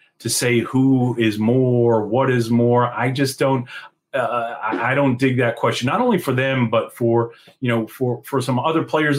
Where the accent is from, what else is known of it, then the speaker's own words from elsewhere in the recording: Washingtonville, New York, United States; I'm going to speak like like we do in my hometown of Washingtonville, New York.